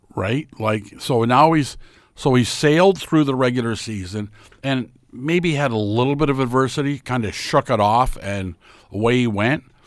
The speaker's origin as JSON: {"language": "English", "town": "Lynden", "region": "Ontario", "country": "Canada", "tie": "born or raised there", "said": "my hometown of Linden"}